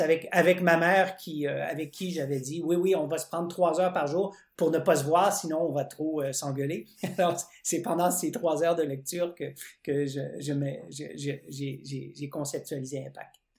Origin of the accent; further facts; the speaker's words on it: Winnipeg, Manitoba, Canada; now in Quebec, Canada; je vis euh, au Québec, mais je suis pas québécois d'origine. Je suis né dans l'Ouest canadien, à Winnipeg